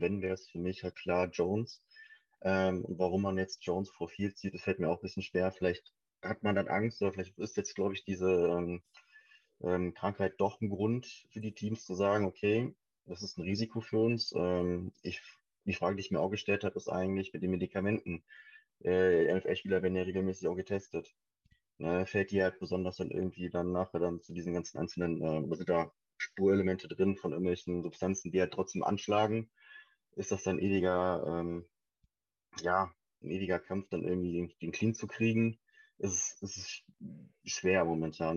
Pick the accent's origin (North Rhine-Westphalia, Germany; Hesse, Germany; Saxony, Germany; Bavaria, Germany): North Rhine-Westphalia, Germany; Wuppertal; now in Essen, Germany; ich komme gebürtig aus Suppertal, Wuppertal, momentan in dem schönen Essen